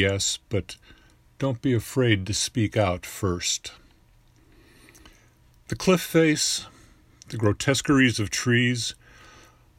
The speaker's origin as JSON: {"language": "English", "town": "Orland Hills", "region": "Illinois", "country": "United States", "said": "I'm from Orland Hills, Illinois, just outside Chicago"}